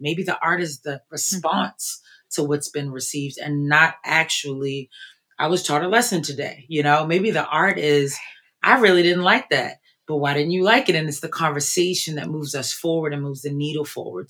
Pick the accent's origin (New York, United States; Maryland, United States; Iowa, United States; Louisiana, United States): Maryland, United States; Baltimore; moved away as an adult; now in Philadelphia, United States; I am originally from Baltimore. I've been in Philly for 20 plus years